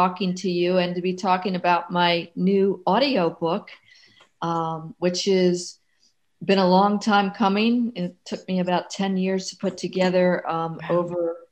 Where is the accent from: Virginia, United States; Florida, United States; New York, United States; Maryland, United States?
Maryland, United States; moved away; my hometown, Maryland